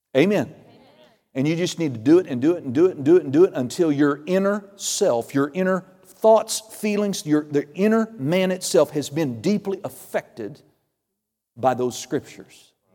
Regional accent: Okie from Muskogee, Oklahoma, United States

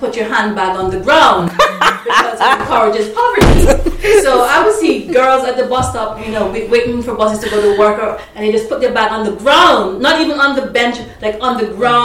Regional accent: Antigua & Barbuda; now in United Kingdom; I was growing up in Antigua

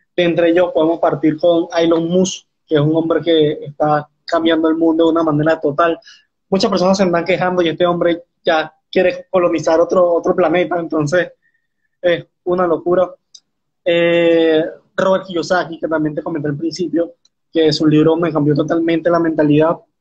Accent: Venezuela; tengo 19 años, soy de Venezuela

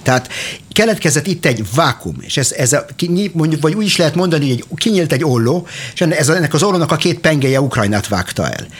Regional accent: Arad, Arad County, Romania; now in Israel; Én Aradon születtem, a Partiumban, e, és 1987-ben a szüleimmel e, vándoroltunk ki Izraelbe

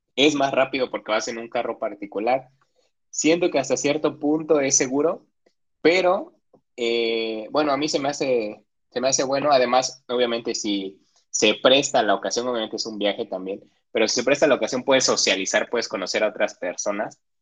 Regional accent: Oaxaca, Mexico; yo, que soy de Oaxaca y que viví mucho tiempo en eso de bloqueos y bloqueos

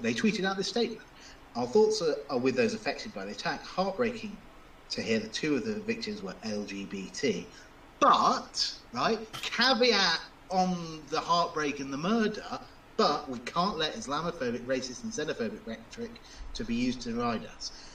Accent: United Kingdom; as a British person, as a lawyer, as a Brexiteer

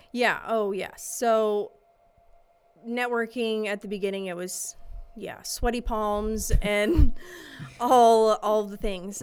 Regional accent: St. Louis area, near Edwardsville, Illinois, United States; I grew up in the St. Louis area. Okay. Small suburb outside uh, Edwardsville, Illinois

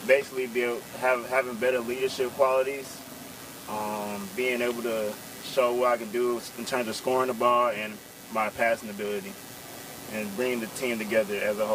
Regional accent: Atlanta, Georgia, United States; also born or lived in McDonough, Georgia; I'm from Adana, Georgia, and my classification is I'm a junior.

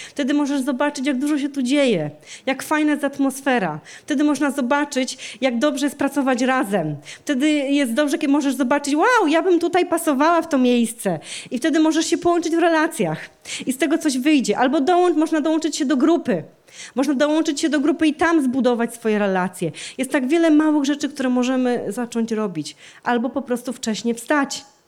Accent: Częstochowa, Silesian Voivodeship, Poland; w kościele, w którym e, się wychowałam, w którym się nawróciłam, w kościele w Częstochowie

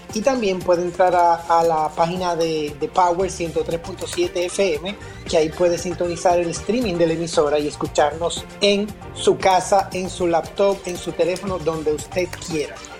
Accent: Dominican Republic; nosotros como dominicanos

